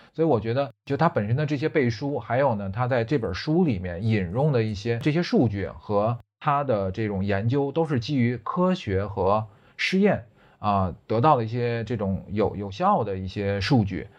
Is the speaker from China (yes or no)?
yes; China; 我们中国人啊，国人平均的睡眠时间呢，现在是七点零六个小时